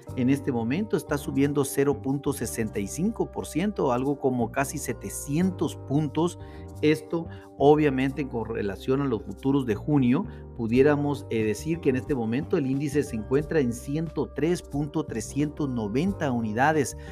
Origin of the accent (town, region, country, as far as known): Mexico